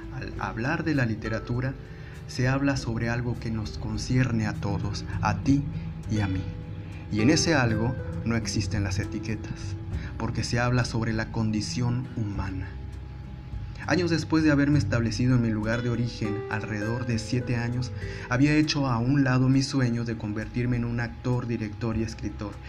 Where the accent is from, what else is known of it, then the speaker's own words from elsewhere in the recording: Ciudad Victoria, Tamaulipas, Mexico; moved away as an adult; now in Monterrey, Mexico; Después de haber vivido gran parte de mi infancia y adolescencia en Ciudad Victoria, Tamaulipas